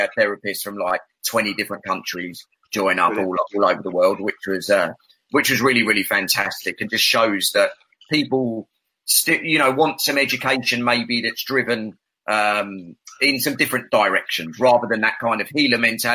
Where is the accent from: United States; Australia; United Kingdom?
United Kingdom; London; I'm a Londoner